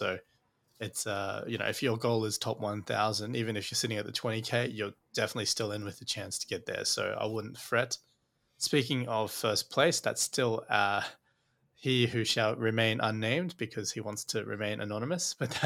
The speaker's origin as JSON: {"language": "English", "region": "Queensland", "country": "Australia", "said": "as a Queenslander"}